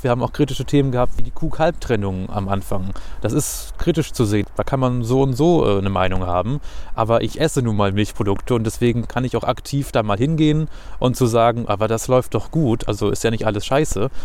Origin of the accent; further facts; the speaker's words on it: Hanover, Lower Saxony, Germany; ich bin in Hannover geboren, habe nie woanders gewohnt